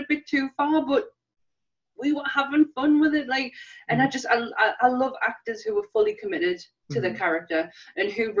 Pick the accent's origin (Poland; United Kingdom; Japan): United Kingdom; being us in the UK